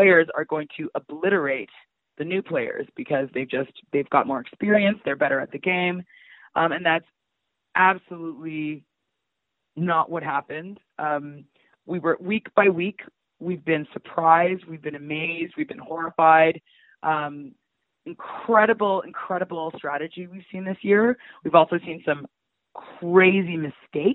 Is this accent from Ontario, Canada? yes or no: yes; Toronto, Ontario, Canada; I'm from North York, but I was very sheltered